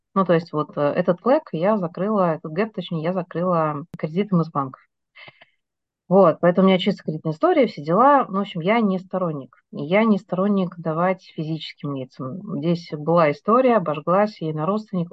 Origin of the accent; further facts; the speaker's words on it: Novocheboksarsk, Chuvash Republic, Russia; moved away as an adult; now in Moscow, Russia; Я из э, города, который все путают, как он пишется, из Новочебоксарска, Чувашской республики